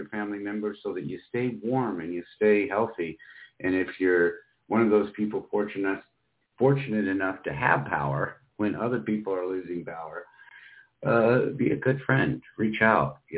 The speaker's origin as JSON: {"language": "English", "region": "Iowa", "country": "United States", "tie": "born or raised there", "also_born_or_lived": "Miami, Florida", "moved": "yes", "lives_now": "Spokane, United States", "said": "places like Iowa, where I grew up"}